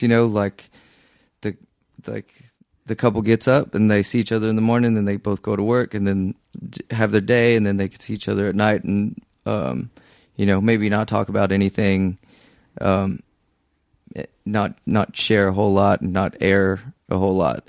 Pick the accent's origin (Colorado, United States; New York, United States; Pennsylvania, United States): Colorado, United States; Denver; also born or lived in Houston, Texas; I'm from Denver.